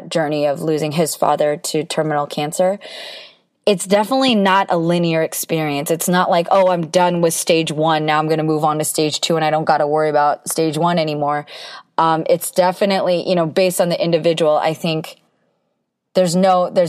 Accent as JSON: {"language": "English", "country": "United States", "said": "being Korean American"}